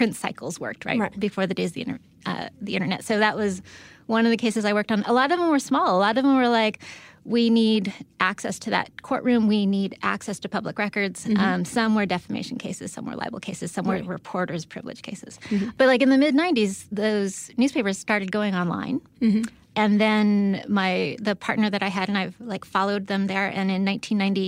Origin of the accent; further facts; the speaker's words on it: San Diego, California, United States; I'm from San Diego